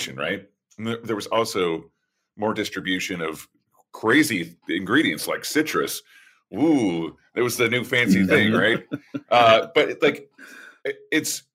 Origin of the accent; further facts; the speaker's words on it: Oklahoma, United States; moved away; I'm from Oklahoma